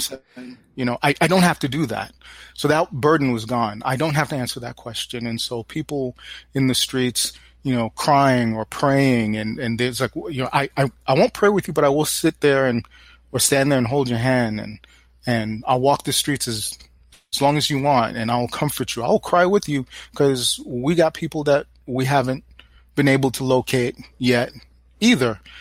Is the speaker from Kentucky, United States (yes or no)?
no; New York City, New York, United States; I grew up in New York City, Brooklyn specifically